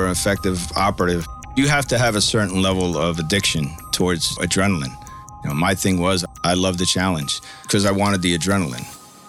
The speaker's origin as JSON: {"language": "English", "town": "Bayonne", "region": "New Jersey", "country": "United States", "tie": "born or raised there", "said": "I grew up in a city called Bayonne, New Jersey, just outside of Manhattan. Both my grandfather and my father were law enforcement"}